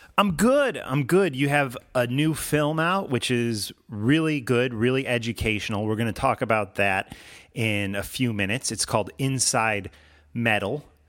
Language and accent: English; Chicago, Illinois, United States; growing up in the Chicago area